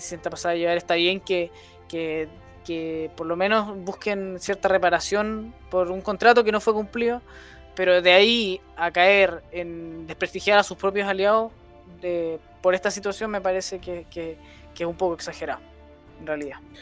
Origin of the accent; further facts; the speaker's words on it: Chile; como chilenos